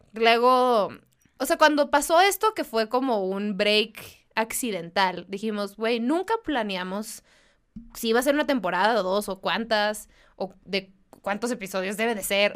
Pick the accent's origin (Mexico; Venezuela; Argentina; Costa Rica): Mexico; Mexicali, Baja California; moved away; yo soy de Mexicali